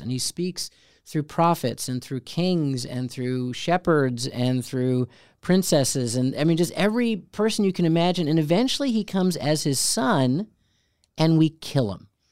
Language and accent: English; Chicago, Illinois, United States; growing up in Chicago, which had a great theater